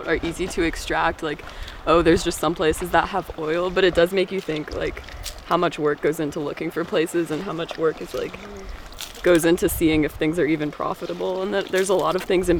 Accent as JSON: {"language": "English", "town": "Bakersfield", "region": "California", "country": "United States", "said": "I'm from Bakersfield"}